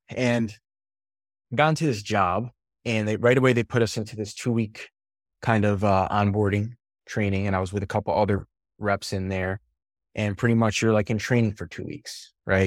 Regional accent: New York, United States; moved away; also born or lived in Albany, New York / Los Angeles area; born and raised in New York

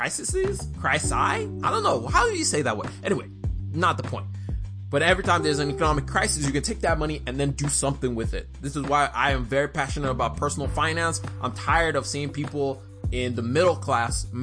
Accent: Nigeria; I'm Nigerian.

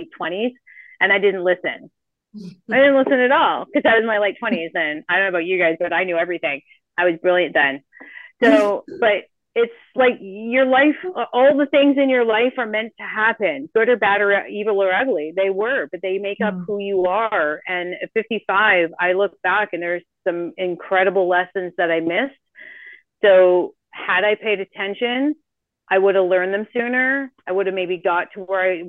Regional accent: Canada; moved away as an adult; now in Costa Rica; we're Canadian. I know we've left

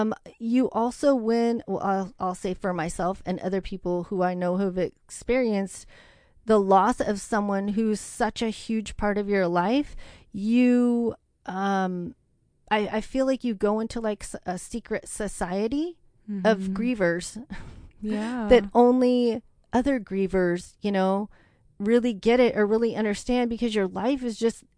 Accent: The Dalles, Oregon, United States; I am. Yeah. I was born in the Dalles. I was 2 miles outside of, you know, the town.

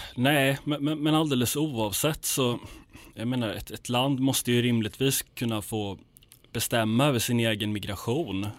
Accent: Sweden; jag är svensk, det här är mitt land

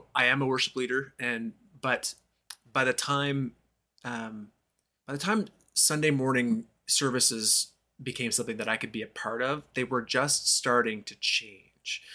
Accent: Moncton, New Brunswick, Canada; in my hometown of Moncton, New Brunswick, uh, Canada

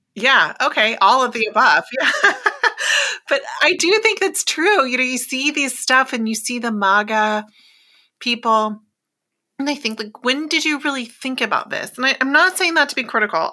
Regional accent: Oklahoma, United States; moved away; growing up in Oklahoma, a very red state

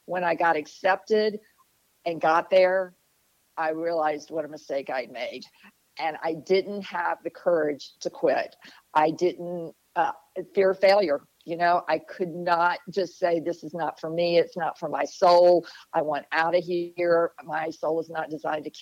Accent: Jackson, Mississippi, United States; also born or lived in Oahu, Hawaii; now in New Bern, United States; I grew up in Jackson, Mississippi

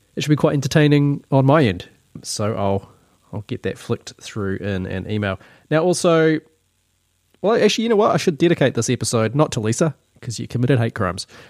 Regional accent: New Zealand; accent: Kiwi; this is just my Kiwi accent

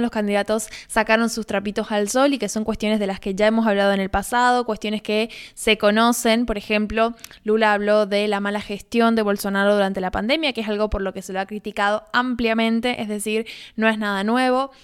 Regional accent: Argentina

